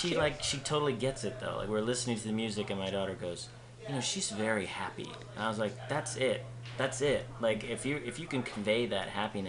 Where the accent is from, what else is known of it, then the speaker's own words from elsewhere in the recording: New Jersey, United States; But, you know, I'm from New Jersey.